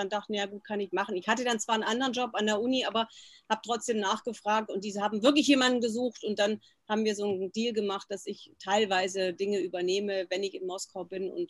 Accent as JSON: {"language": "German", "region": "West Germany", "country": "Germany", "tie": "born or raised there", "said": "Genau, ich bin ja in Westdeutschland groß geworden und war das erste Mal 1990 in der Sowjetunion."}